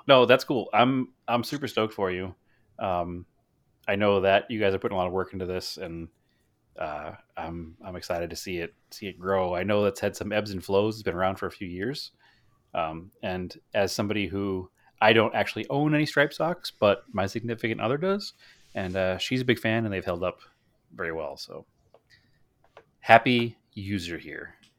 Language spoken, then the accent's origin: English; Boston, Massachusetts, United States; growing up in the Boston area